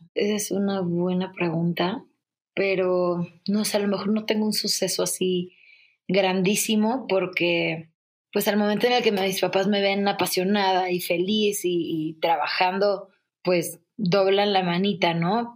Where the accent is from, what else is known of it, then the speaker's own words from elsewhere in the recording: Culiacán, Sinaloa, Mexico; moved away as an adult; also born or lived in Mexico City; a mi Culiacán lo amo, pero no me gusta para mí